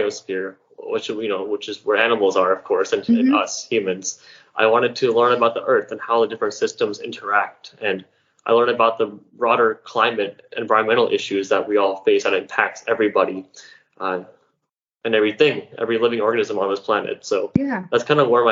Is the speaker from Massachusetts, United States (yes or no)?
no; Dayton, Ohio, United States; growing up in Dayton, Ohio, which is a place not very known for wildlife or ecotourism